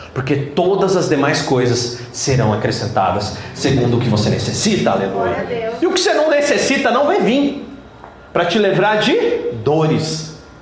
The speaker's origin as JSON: {"language": "Portuguese", "country": "Brazil", "tie": "born or raised there", "said": "eu nasci no Brasil"}